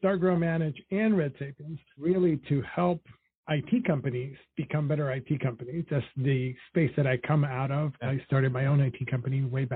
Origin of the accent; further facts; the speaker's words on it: New York City, New York, United States; also born or lived in Dominican Republic; So I grew up in Washington Heights in Harlem.